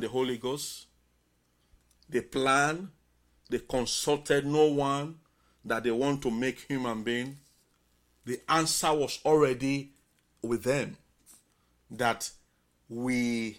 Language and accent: English; Bonthe Island, Southern Province, Sierra Leone; moved away as an adult; now in Tacoma, United States; as an islander, Bont Island, electricity, we are enjoying electricity those days